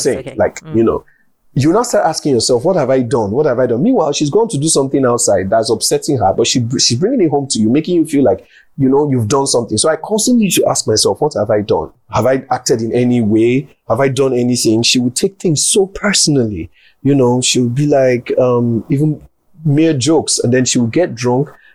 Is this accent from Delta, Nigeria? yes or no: yes; Delta, Nigeria; I'm from Delta State